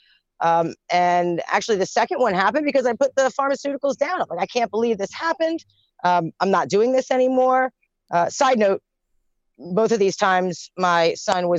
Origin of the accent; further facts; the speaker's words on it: Baltimore, Maryland, United States; also born or lived in Virginia; I'm from Baltimore